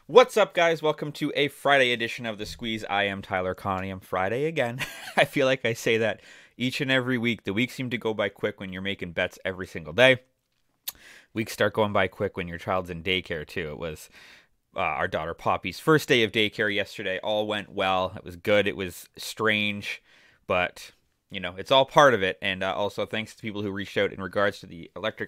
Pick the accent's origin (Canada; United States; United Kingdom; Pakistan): Canada; Toronto, Ontario; the Toronto Raptors, my hometown team